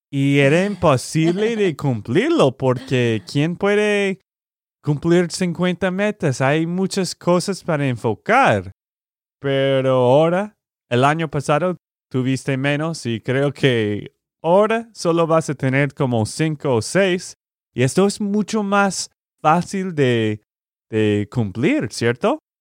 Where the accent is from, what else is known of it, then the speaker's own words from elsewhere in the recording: Texas, United States; Spanish is a second language; de Texas, Estados Unidos.